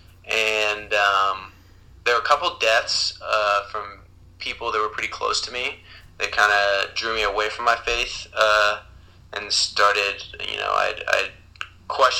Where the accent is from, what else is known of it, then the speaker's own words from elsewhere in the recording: Columbus, Ohio, United States; also born or lived in Boston; I'm from Columbus, Ohio, where I currently live.